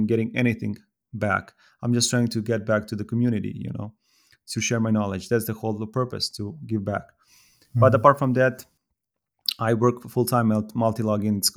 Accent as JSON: {"language": "English", "country": "Serbia", "said": "I'm from Serbia"}